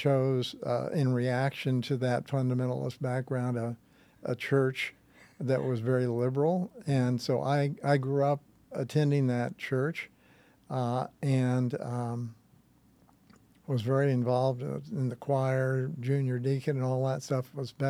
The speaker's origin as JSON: {"language": "English", "town": "Kansas City", "region": "Missouri", "country": "United States", "tie": "born or raised there", "moved": "yes", "said": "No, I'm from Kansas City. Okay. Kansas City Hayseed is what I call myself. And grew up there."}